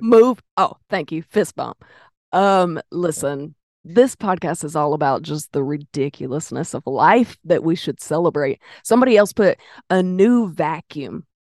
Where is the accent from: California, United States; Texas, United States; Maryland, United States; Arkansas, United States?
Arkansas, United States; Pine Bluff; I'm from Pine Bluff